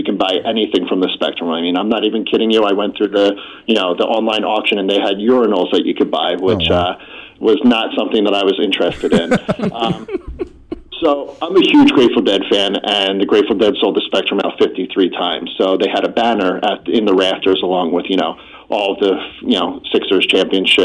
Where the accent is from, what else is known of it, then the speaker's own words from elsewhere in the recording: outside of Philadelphia, Pennsylvania, United States; I grew up right outside of Philadelphia